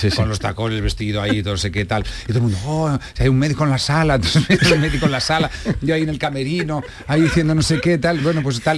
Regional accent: Catalonia, Spain; yo soy un catalán muy mal catalán.

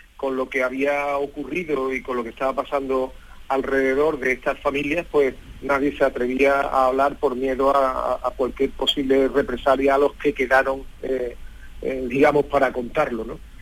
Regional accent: Seville, Andalusia, Spain; nosotros somos sevillanos

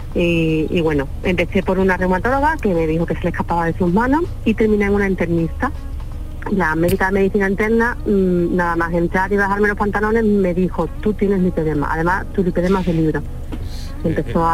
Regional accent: Alcalá de Guadaíra, Andalusia, Spain; Yo soy de Sevilla, de Alcalá de Guadaira

